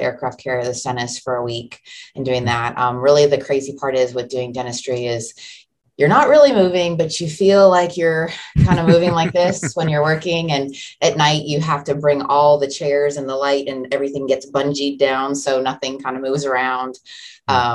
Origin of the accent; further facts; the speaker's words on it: Florida, United States; moved away as an adult; also born or lived in San Diego, California / Atsugi, Japan / Shelbyville, Kentucky; now in Louisville, United States; I'm from Florida